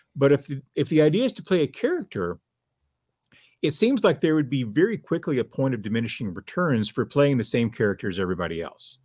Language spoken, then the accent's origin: English; near Midland, Texas, United States; Midland, Texas, which is, you know, not far from where I grew up.